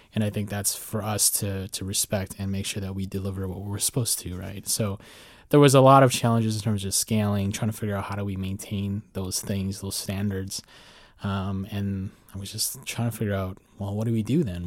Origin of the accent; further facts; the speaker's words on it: Midwest, United States; moved away as an adult; also born or lived in Chicago; now in Arlington, United States; first time living outside of the Midwest in my entire lifetime